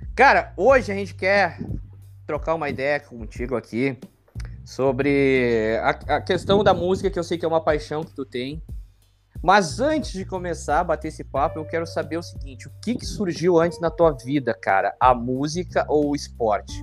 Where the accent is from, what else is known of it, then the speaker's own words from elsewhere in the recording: Porto Alegre, Rio Grande do Sul, Brazil; somos da Zona Norte